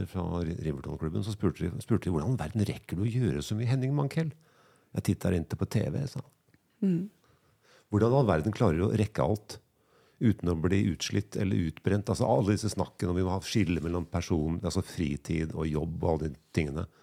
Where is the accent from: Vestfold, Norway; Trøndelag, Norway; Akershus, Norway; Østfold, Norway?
Trøndelag, Norway; Melhus; Jeg er fra Melhus, da. Jeg er fra Høllunda i Melhus.